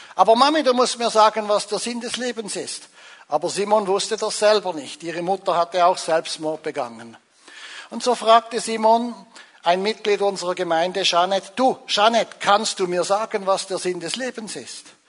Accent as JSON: {"language": "German", "region": "Zurich", "country": "Switzerland", "also_born_or_lived": "Angola", "said": "als Zürcher"}